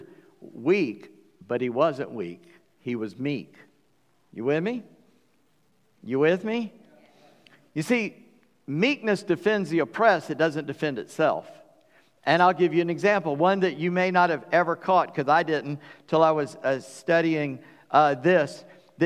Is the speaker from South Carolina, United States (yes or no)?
yes; Charleston, South Carolina, United States; When I was born on July 21st, 1959, at 5:18 in the morning, weighing 8:15 in St. Francis Hospital, Charleston, South Carolina